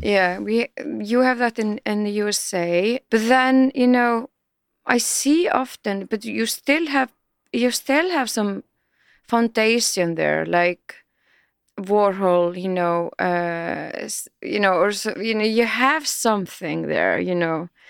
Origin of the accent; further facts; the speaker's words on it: Iceland; we are so young country